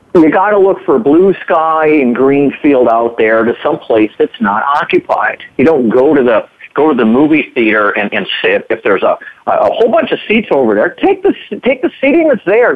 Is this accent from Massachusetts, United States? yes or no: no; Minnesota, United States; moved away as an adult; also born or lived in Arizona; I'm a Minnesotan. You know, Minnesotans, they, what do they say? Minnesota nice. You know, we kind of grow up here